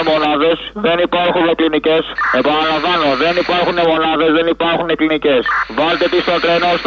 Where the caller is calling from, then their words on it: Greece; από τη Γερμανία. Ακούω αυτά που ακούω από την Ελληνοφρένια.